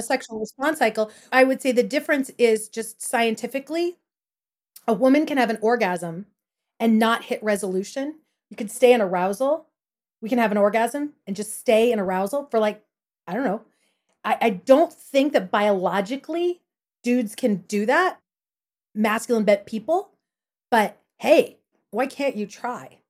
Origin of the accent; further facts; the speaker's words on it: Porterville, California, United States; I grew up in Porterville, California, in the Central Valley of California